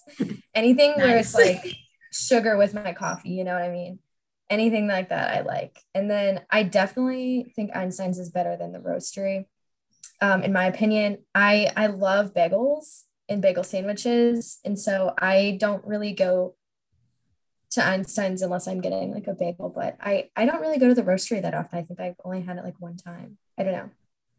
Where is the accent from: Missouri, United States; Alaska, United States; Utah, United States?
Missouri, United States; St. Louis; I'm a senior nursing student, and I have a minor in Spanish. I am from St. Louis, Missouri